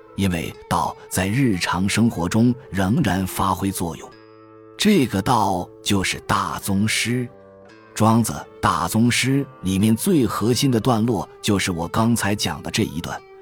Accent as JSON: {"language": "Chinese", "country": "China", "said": "我们中国人到死都脱不了这个壳壳"}